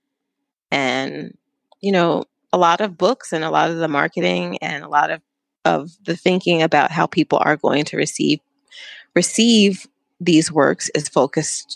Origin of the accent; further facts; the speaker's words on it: New York, United States; I was from New York